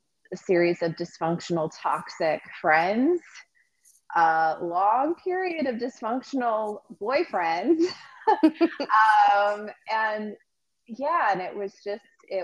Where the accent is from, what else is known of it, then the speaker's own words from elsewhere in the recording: Fort Worth, Texas, United States; I grew up in Fort Worth, Texas. That's where I'm originally from.